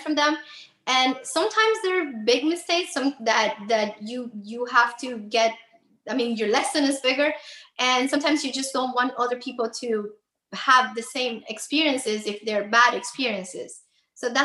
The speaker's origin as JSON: {"language": "English", "region": "Havana", "country": "Cuba", "tie": "born or raised there", "moved": "as an adult", "lives_now": "Miami, United States", "said": "I was actually born and raised in Cuba, in Havana. I moved to Miami when I was 25 years old"}